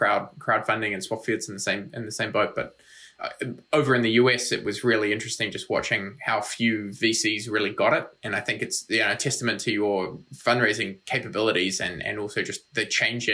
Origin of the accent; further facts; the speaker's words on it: New Zealand; moved away; also born or lived in United States; I'm from New Zealand, lived in the States, a bunch of other places